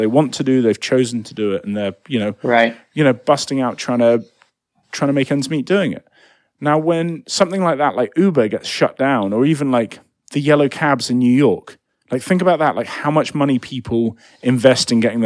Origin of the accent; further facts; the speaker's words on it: United Kingdom; moved away; I'm British